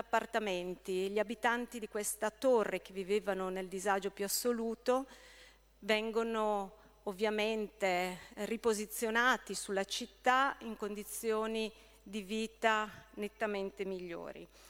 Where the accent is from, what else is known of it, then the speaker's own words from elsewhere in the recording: Brescia, Lombardy, Italy; Io da bresciana